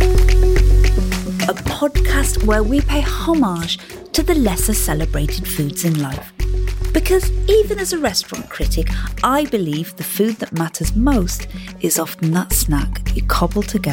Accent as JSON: {"language": "English", "area": "the Lake District", "region": "North West England", "country": "United Kingdom", "said": "I'm from the Lake District"}